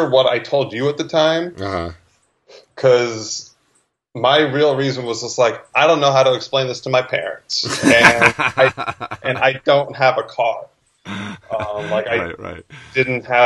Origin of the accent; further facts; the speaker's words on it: New Jersey, United States; moved away as an adult; also born or lived in New York; now in Los Angeles, United States; I am originally from Jersey